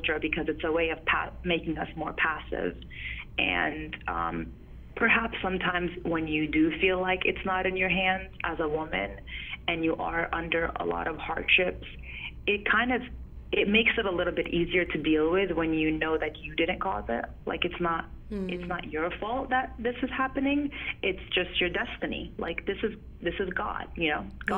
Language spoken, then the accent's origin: English; New York, United States; moved away; also born or lived in North Carolina; Growing up in New York and having to struggle being an American and being an Arab at the same time